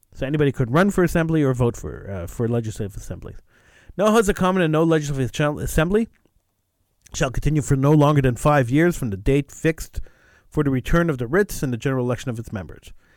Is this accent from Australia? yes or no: no; Quebec, Canada; I'm an English-speaking Quebecer